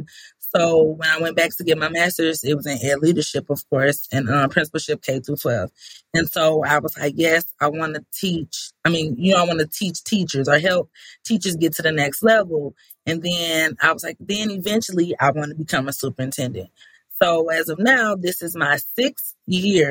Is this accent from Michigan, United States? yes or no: yes; Benton Harbor, Michigan, United States; also born or lived in Grambling, Louisiana; I was born and raised in Benton Harbor, Michigan